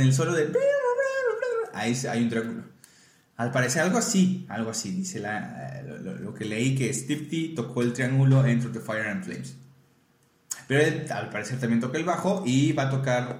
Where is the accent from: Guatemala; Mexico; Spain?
Mexico; nuestra identidad como mexicanos.